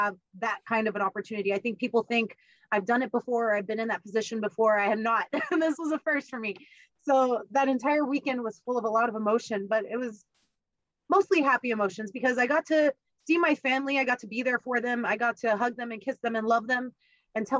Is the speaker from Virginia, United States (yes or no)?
no; South Texas, United States; moved away as an adult; now in Florida, United States; I'm from South Texas